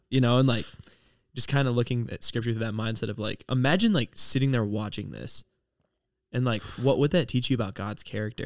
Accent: Ohio, United States; I'm from Ohio

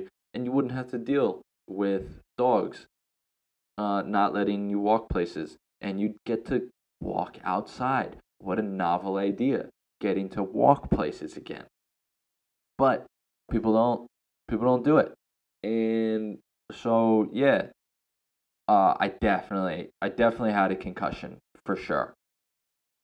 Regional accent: United States; moved away as an adult; now in Thailand; me as an American

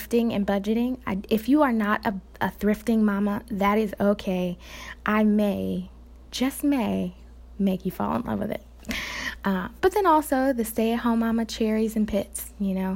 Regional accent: Chicago, Illinois, United States; now in Nashville, United States; I'm from Chicago, Illinois, but I am currently living in the Nashville, Tennessee area.

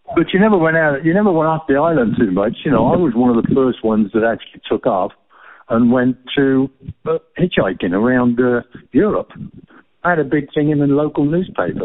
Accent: England, United Kingdom; we're very bland as English people as far as food goes

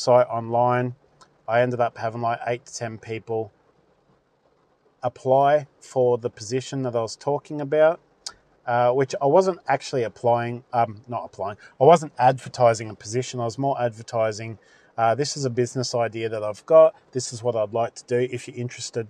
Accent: Australia; as an Aussie

